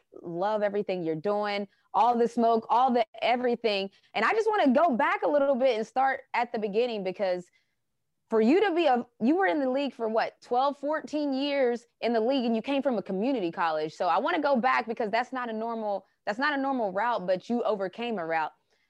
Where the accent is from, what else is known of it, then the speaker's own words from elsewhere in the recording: West Virginia, United States; I'm from West Virginia, so that's normal to me.